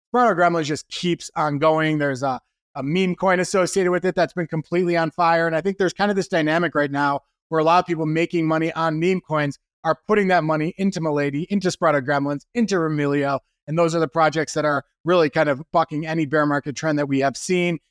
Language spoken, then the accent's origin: English; Wisconsin, United States; I'm from Wisconsin.